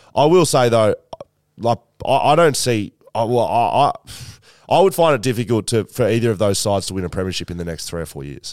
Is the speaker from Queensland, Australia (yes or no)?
no; Geelong, Victoria, Australia; I'm from Geelong